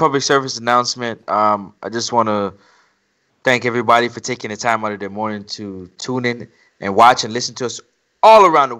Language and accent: English; Jamaica; I'm Jamaican.